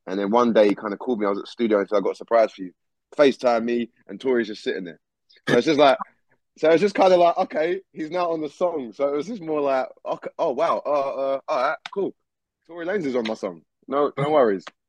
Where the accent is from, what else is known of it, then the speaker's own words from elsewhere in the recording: Essex, East of England, United Kingdom; also born or lived in London; I was born and raised in London, and I moved to Essex when I was quite young. So I've lived in Essex my whole life, most of my life.